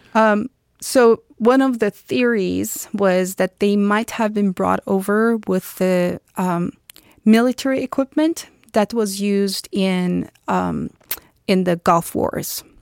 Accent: Istanbul, Turkey; moved away as an adult; now in United States; I was born and raised in Turkey, in Istanbul, Turkey

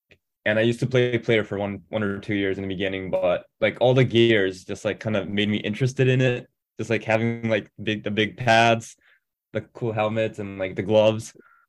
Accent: Japan; moved away as an adult; now in Sheffield, United Kingdom; I'm like an exchange student from Japan, and I go to University of Sheffield

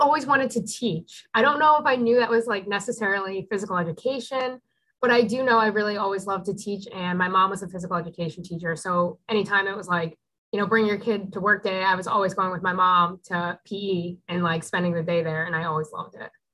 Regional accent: Newtown, Connecticut, United States; I grew up in Newtown, Connecticut

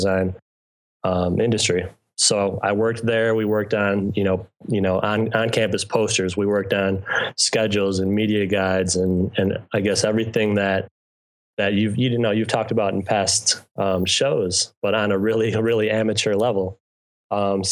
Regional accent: Madison, Wisconsin, United States; moved away as an adult; now in New York City, United States; I grew up in Madison, Wisconsin

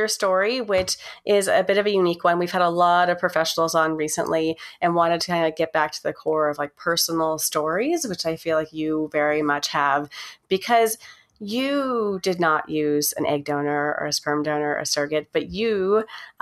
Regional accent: Los Alamos, New Mexico, United States; we grew up in New Mexico as well.

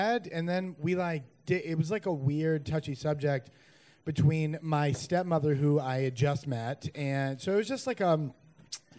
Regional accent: North Carolina, United States; now in New York, United States; I'm originally from North Carolina, though, so I don't know if that qualifies me more or less, but just a North Carolina boy

